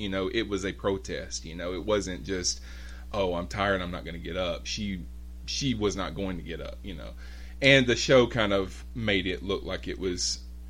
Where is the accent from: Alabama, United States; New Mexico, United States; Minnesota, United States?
Alabama, United States; I grew up in Alabama